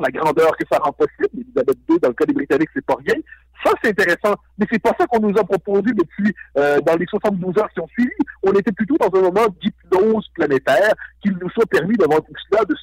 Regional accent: Quebec, Canada; je suis québécois.

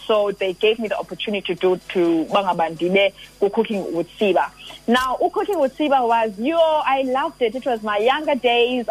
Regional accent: Mdantsane, Eastern Cape, South Africa; ndingwasemdantsane born and bred emdantsane

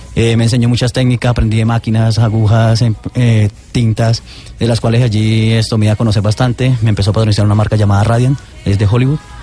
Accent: Colombia; nací en Colombia

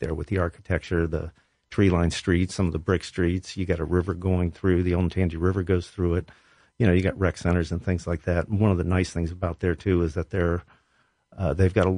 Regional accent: Columbus, Ohio, United States; also born or lived in Westerville, Ohio; I grew up on the West Side. I went to Westland High School

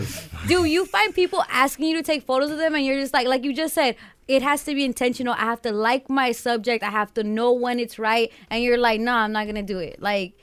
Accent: Los Angeles, California, United States; I'm a woman from Los Angeles

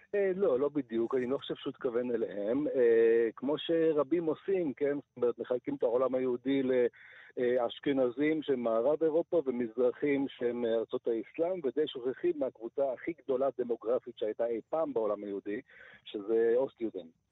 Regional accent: Siberia, Russia; now in Israel; אני נולדתי בסיביר

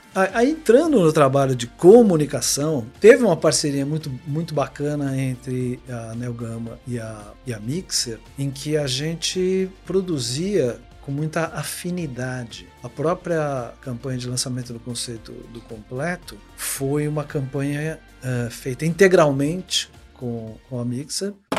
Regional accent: Rio de Janeiro, Brazil; eu sou carioca

